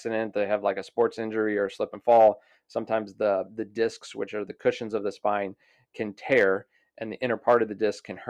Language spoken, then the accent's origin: English; Florissant, Missouri, United States; So I'm from St. Louis, Missouri. Grew up in Florissant, Missouri.